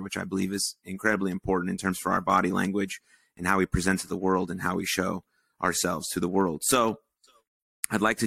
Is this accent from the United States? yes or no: yes; Michigan, United States; moved away; also born or lived in South Dakota; I grew up in Michigan